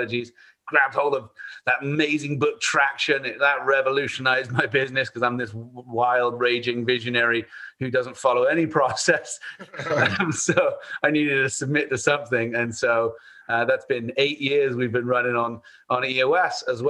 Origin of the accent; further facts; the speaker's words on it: Bath, South West England, United Kingdom; moved away as an adult; now in United States; I am from Bath, England, about 100 miles west of London